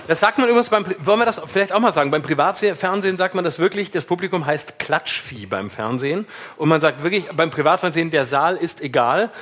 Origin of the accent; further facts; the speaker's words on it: Lörrach, Baden-Württemberg, Germany; accent: Alemannic; now in Berlin, Germany; Ich komme aus Lörrach